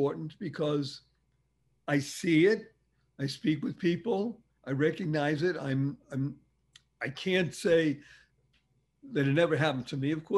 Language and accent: English; Boston, Massachusetts, United States; I grew up in Boston, Massachusetts